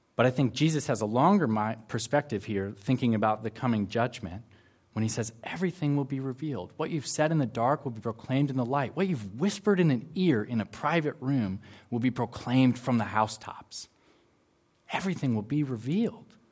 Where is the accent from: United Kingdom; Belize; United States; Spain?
United States; now in Auckland, New Zealand; I'm from the extreme southern part of Canada, also known as the United States of America.